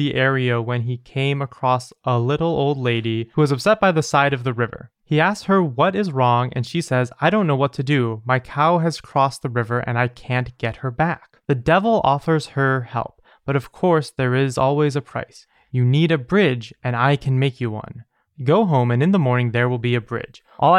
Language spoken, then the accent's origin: English; England, United Kingdom; now in Wales; I'm from England, but now live in Wales.